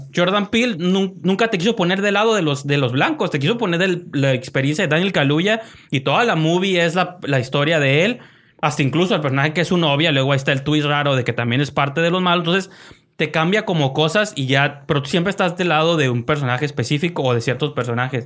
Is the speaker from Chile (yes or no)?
no; Mexico; soy mexicano